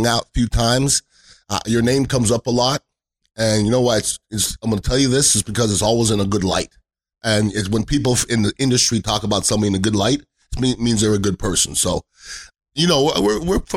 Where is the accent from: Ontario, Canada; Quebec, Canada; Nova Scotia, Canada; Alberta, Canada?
Quebec, Canada; Montreal; moved away; there's no better place to grow up than Montreal, Canada. I mean, Vinny LeCavalier, Marty St. Louis, Alex Killorn, Andre Brodeur, Martin Brodeur, they're from my neighborhood